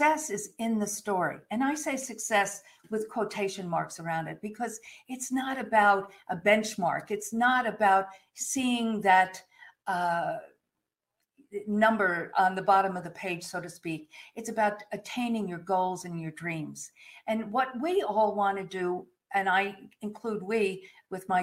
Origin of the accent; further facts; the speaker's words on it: New York, United States; moved away as an adult; also born or lived in Fort Worth, Texas; When I moved from New York to Fort Worth in 1987. Yes, so this New York girl there in 1987